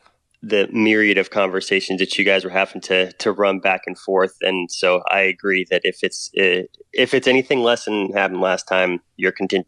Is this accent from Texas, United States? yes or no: yes; Texas, United States; also born or lived in Oklahoma / New Mexico; So I grew up in Texas, Oklahoma, New Mexico.